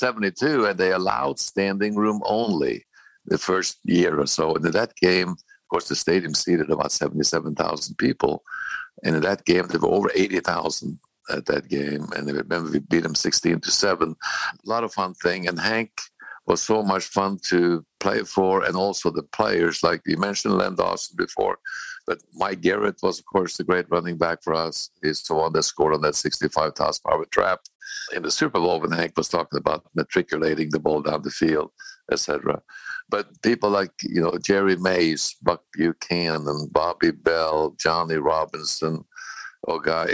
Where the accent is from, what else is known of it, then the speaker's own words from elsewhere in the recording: Norway; moved away; also born or lived in Bozeman, Montana / Kansas City; growing up in Norway